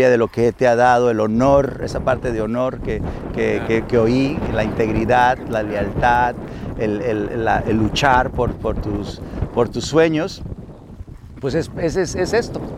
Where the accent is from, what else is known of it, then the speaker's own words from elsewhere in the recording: Sinaloa, Mexico; como mexicano … como sinaloense … como hijo … como papá, como amigo, esa parte que también soy